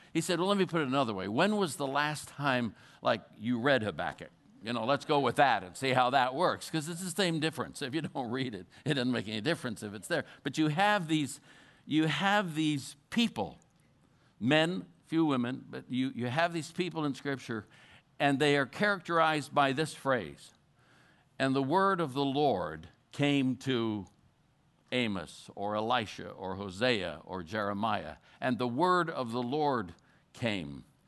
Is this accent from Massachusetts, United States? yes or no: no; Colorado, United States; I'm from Colorado